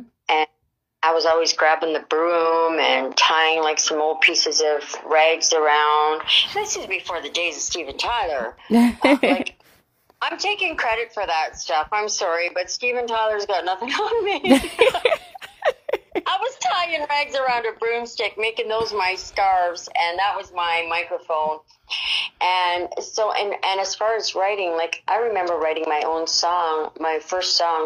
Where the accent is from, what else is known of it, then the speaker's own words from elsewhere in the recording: Canada; moved away as an adult; now in Mexico; I'm originally from Canada, but I now hang my boots and hat in beautiful Mexico